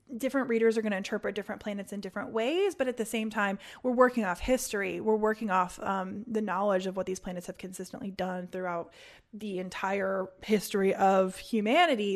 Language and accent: English; Indianapolis, Indiana, United States; moved away; I'm from Indianapolis